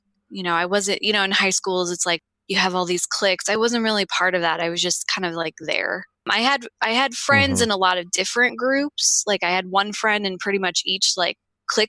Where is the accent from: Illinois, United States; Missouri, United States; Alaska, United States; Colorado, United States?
Missouri, United States; St. Louis; I grew up in St. Louis, Missouri.